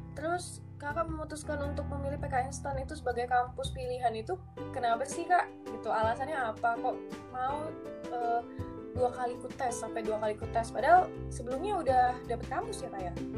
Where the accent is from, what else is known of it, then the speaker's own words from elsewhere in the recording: Dumai, Riau, Indonesia; moved away; also born or lived in Yogyakarta; aku dari Dumai.